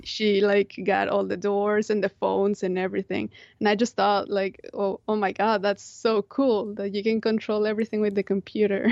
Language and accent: English; Monterrey, Nuevo León, Mexico; moved away; I grew up in Monterrey